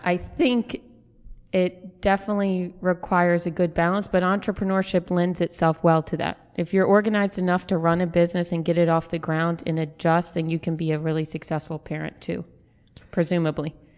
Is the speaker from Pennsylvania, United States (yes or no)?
no; New Orleans, Louisiana, United States; now in Birmingham, United States; growing up in New Orleans, coffee was such an integral part of my life that when I moved here